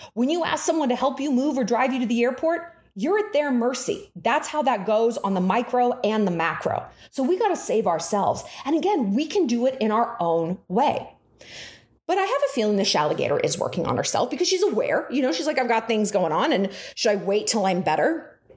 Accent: Newport Beach, California, United States; my hometown of Crystal Cove in Newport Beach

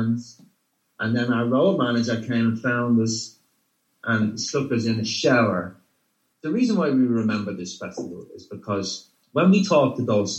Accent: Ireland; moved away as an adult; now in California, United States; growing up in Ireland in our teens.

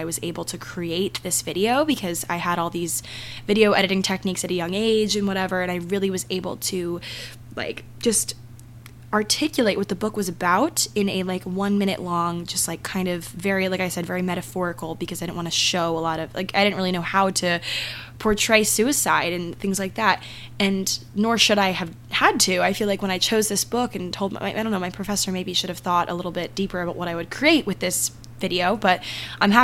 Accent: Maryland, United States; my hometown in Maryland

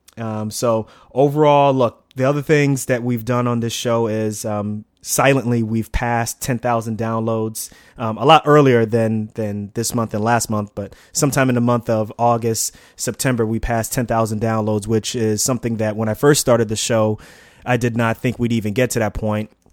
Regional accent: New York City, New York, United States; also born or lived in Newark; I grew up in Queens, um, in a town, a small part of Queens called Lefrac City, right near Shea Stadium.

